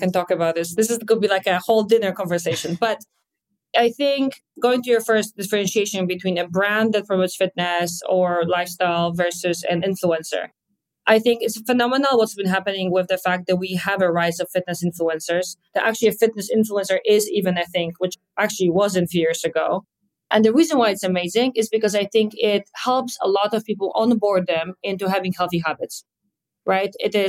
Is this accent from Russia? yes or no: no; Poland; English is a second language; now in New York, United States; And you can hear an accent, as I was born and raised in Poland, moved around ever since, and I'm now stationary in New York, in Hudson Yards, where our hotel is.